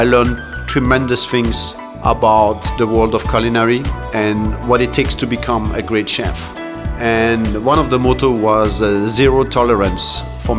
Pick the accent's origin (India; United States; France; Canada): France; Strasbourg, Grand Est; now in Singapore; I'm a French-born gentleman. I was born in Strasbourg, Alsace